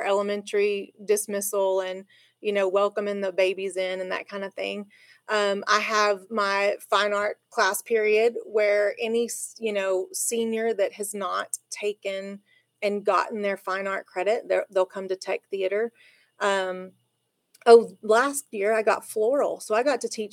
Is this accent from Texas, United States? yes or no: yes; La Mesa, Texas, United States; also born or lived in Lubbock; I grew up in La Mesa